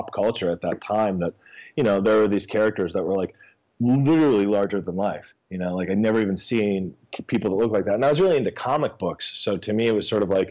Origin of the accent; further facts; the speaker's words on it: Boston, Massachusetts, United States; I grew up in Boston